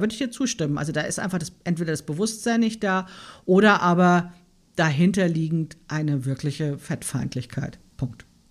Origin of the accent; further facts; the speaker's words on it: Frankfurt, Hesse, Germany; now in Berlin, Germany; ich bin in Frankfurt aufgewachsen, ne? in dieser Bankerstadt